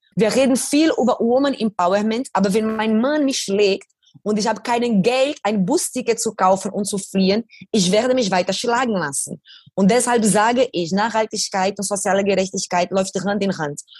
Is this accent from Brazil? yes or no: yes; Brazil; German is a second language; moved away; In diese Favela, wo ich aufgewachsen bin